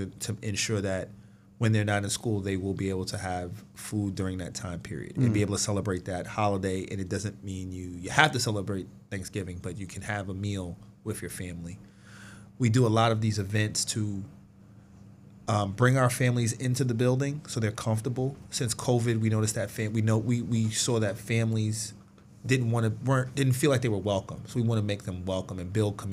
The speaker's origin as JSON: {"language": "English", "region": "New York", "country": "United States", "moved": "yes", "lives_now": "Hamilton, United States", "said": "I'm from New York"}